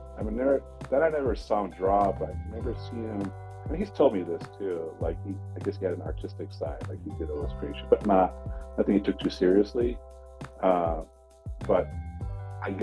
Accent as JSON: {"language": "English", "town": "San Diego", "region": "California", "country": "United States", "tie": "born or raised there", "also_born_or_lived": "Subic Bay, Philippines / San Felipe, Zambales, Philippines / Los Angeles, United States", "moved": "yes", "lives_now": "San Bernardino, United States", "said": "moved to the States when I was one, and lived most of my life in Southern California. Started out in San Diego"}